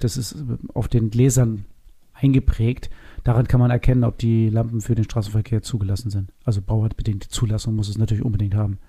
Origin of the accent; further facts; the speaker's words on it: Northern Germany, Germany; hier bei uns in Norddeutschland